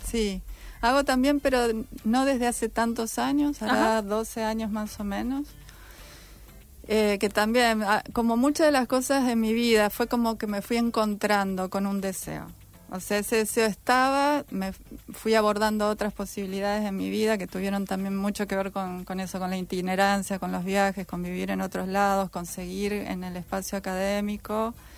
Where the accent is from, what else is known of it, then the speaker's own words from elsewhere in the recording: Santa Fe, Argentina; moved away as an adult; now in Rosario, Argentina; Yo soy de Santa Fe